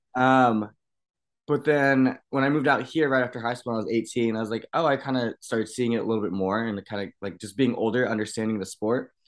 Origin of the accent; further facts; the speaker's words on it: United States; I grew up in Washington